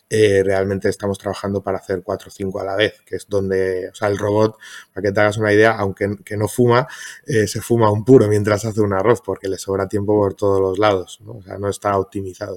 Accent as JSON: {"language": "Spanish", "town": "Madrid", "region": "Community of Madrid", "country": "Spain", "said": "yo soy de Madrid"}